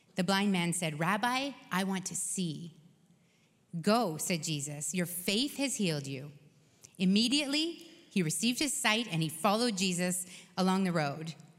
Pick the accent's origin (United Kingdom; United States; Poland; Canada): Canada; we're Canadian